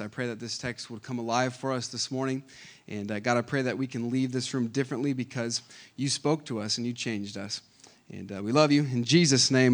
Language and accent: English; Lancaster, California, United States; I was born in Lancaster, California. Uh, the six six one, represent. Okay, that's, that's where I grew up